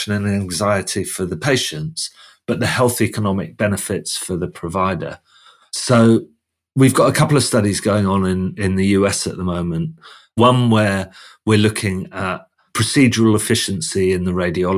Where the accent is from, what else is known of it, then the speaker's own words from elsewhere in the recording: United Kingdom; I'm guessing your listeners have guessed that I'm from the UK just by my accent